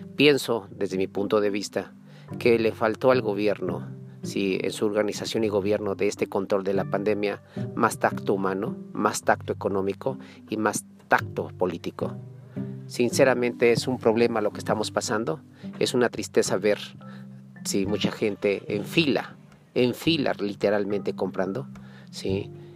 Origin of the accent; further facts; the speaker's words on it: Chihuahua, Mexico; Soy parte de Chihuahua, vivo en Pachiniba, ahorita estoy en la ciudad de Chihuahua.